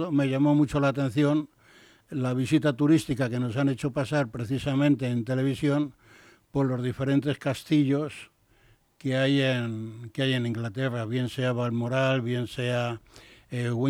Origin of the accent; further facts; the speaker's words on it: Saltillo, Coahuila, Mexico; vengo desde la ciudad de Saltillo, que es una de las ciudades allí. Dice, hombre, pertenece al estado de Coahuila.